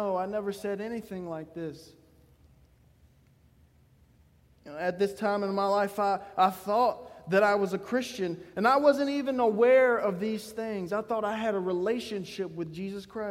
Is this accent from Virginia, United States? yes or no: yes; Gladys, Virginia, United States; I come from Gladys, Virginia